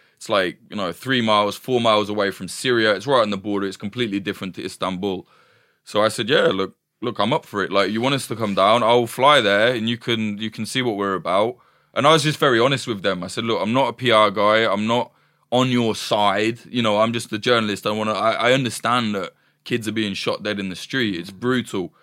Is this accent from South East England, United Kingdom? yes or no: no; East Midlands, United Kingdom; I'm from the East Midlands, from, like, a, a shitty little